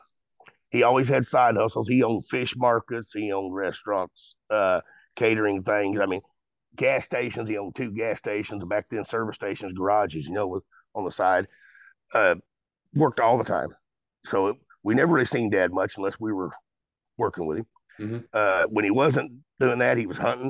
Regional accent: Golconda, Illinois, United States; growing up in Golconda here, the little town I live

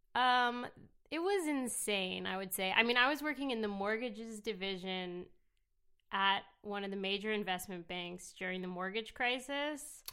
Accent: New York City, New York, United States; I actually grew up in New York City

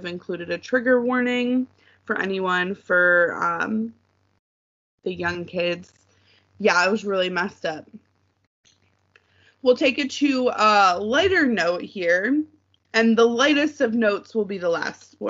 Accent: Detroit, Michigan, United States; where I grew up in Metro Detroit

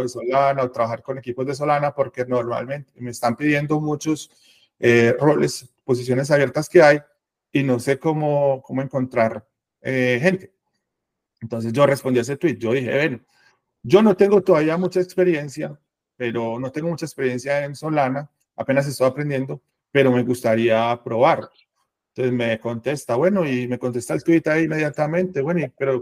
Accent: Medellín, Antioquia, Colombia; yo soy de acá de Medellín, eh, acá vivo y acá nací

